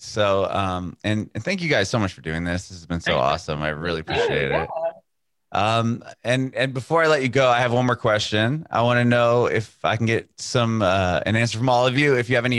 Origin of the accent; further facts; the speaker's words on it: San Diego, California, United States; Because I'm from San Diego, and I saw … a handful of times